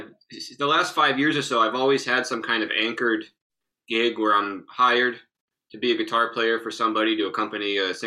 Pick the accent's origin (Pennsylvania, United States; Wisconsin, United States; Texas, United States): Pennsylvania, United States; Northeastern; my hometown, Northeastern Pennsylvania